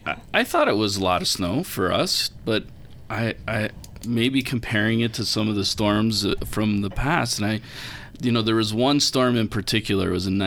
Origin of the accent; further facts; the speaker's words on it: Niagara Falls, Ontario, Canada; also born or lived in Toronto, Canada; now in Utah, United States; So I grew up right near Niagara Falls, so spent summers on Lake Erie.